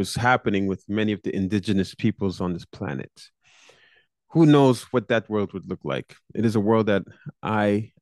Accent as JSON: {"language": "English", "region": "New York", "country": "United States", "tie": "born or raised there", "said": "in New York, my hometown"}